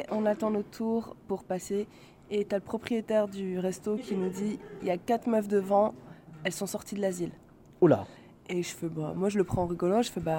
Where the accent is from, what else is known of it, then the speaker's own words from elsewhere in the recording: Paris, Île-de-France, France; Moi, je suis de Paris.